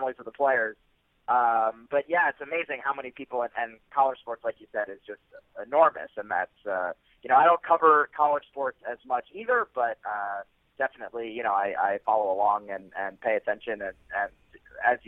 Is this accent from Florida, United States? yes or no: no; Philadelphia, Pennsylvania, United States; I grew up outside of Philadelphia. I was raised in the suburbs